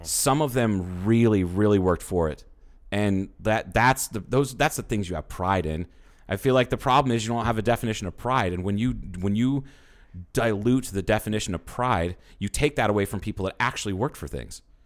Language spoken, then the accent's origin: English; the Bible Belt, United States; I grew up in the Bible Belt